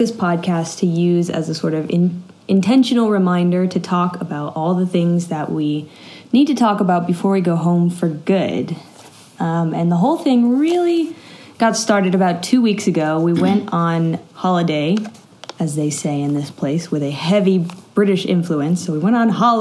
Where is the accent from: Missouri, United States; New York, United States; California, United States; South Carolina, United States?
California, United States; Bay Area; moved away as an adult; also born or lived in Los Angeles, United States; now in Malawi; I'm from the Bay Area originally, and then I moved to LA for college